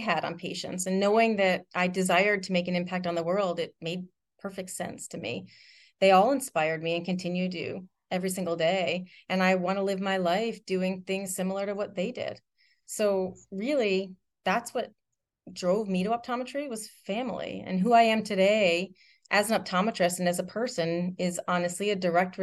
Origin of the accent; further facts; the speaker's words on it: Randolph, New Jersey, United States; I grew up in Randolph, New Jersey, surrounded by lots of family and extended family and a ton of friends